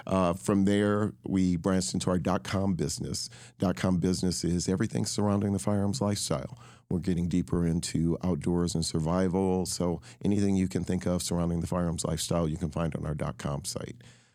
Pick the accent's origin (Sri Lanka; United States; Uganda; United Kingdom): United States; Michigan; Well, I was born in Michigan.